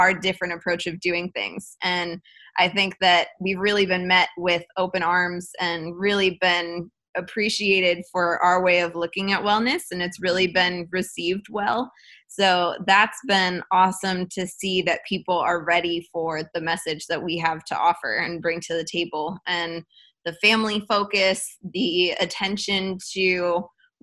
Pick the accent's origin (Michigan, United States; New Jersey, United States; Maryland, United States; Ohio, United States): Ohio, United States; Cleveland; also born or lived in Midtown, Atlanta; now in Atlanta, United States; I was born and raised in Cleveland, Ohio, and I live in Midtown now